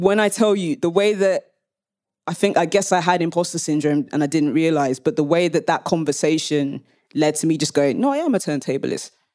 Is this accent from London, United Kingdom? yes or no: yes; London, United Kingdom; now in Leeds, United Kingdom; I'm based in Leeds, though I am a Londoner, like through and through